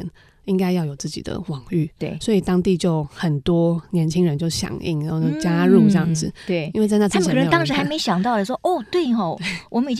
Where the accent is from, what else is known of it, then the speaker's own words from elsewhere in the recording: Taiwan; 是一个台湾人